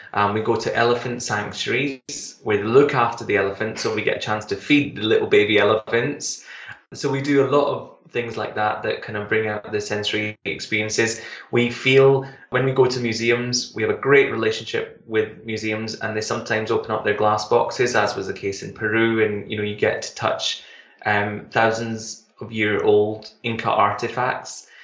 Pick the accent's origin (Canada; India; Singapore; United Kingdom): United Kingdom; Glasgow, Scotland; I come from um, in Glasgow